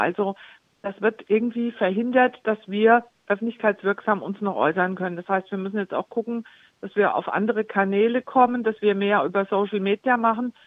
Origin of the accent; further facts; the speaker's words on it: Homberg, Hesse, Germany; also born or lived in Wiesbaden; Ich bin ja aus Wiesbaden vor einigen Jahren erst wieder hier zurückgezogen nach Homberg oben